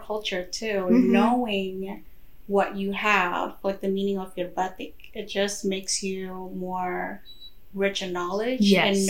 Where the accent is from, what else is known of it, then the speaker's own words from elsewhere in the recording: Indonesia; moved away; I'm from Indonesia